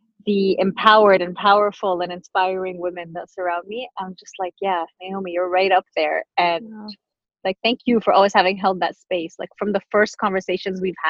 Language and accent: English; Montreal, Quebec, Canada; also born or lived in Tunisia; when we lived in Montreal at the time